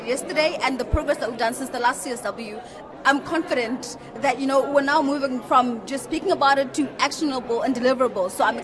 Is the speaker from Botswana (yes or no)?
yes; Botswana; from Botswana.